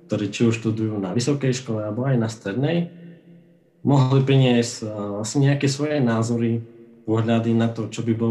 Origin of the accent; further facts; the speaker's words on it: Košice, Košice Region, Slovakia; a sranda je, že sme z Košic, obidvaja, a sme sa aj nestretli takto, ako dvaja mladí romovia.